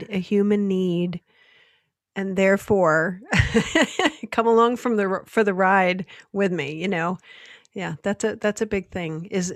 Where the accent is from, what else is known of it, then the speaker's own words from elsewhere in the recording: Michigan, United States; Growing up in Michigan, my dad worked for Ford Motor Company.